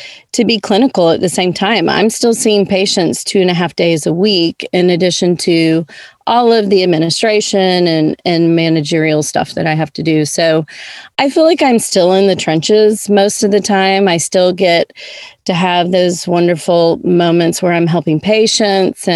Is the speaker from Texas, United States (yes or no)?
no; Nashville, Tennessee, United States; moved away as an adult; also born or lived in Georgia; now in Jackson, United States; I was born and raised in Nashville, Tennessee